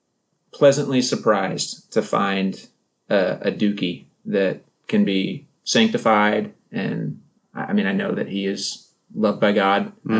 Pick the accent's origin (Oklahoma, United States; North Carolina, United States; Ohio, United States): North Carolina, United States; moved away as an adult; also born or lived in East Asia; I grew up in North Carolina and I'm a pastor's kid.